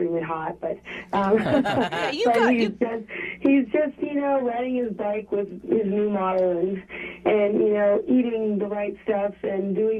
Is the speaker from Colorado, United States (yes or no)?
yes; Boulder, Colorado, United States; now in Los Angeles, United States; I'm from Boulder, Colorado, where I was just born green. It was just what we did. Like, my parents are hippies